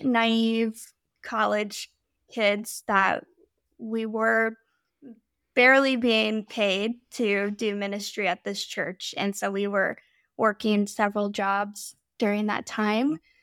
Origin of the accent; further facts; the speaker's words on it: Midwest, United States; moved away as an adult; also born or lived in Pacific Northwest; We're from the Midwest